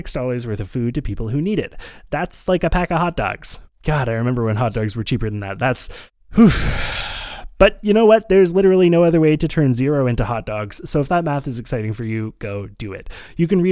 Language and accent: English; Montreal, Quebec, Canada; growing up in Montreal